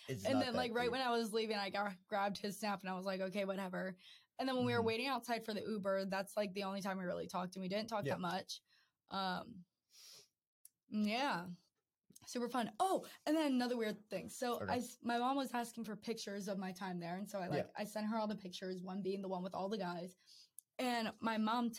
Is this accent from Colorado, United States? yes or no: no; Maryland, United States; I'm from Maryland.